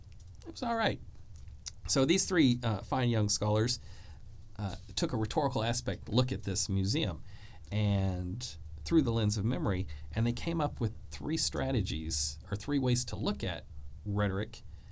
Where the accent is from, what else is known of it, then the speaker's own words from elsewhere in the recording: Arkansas, United States; You know, I'm from Arkansas.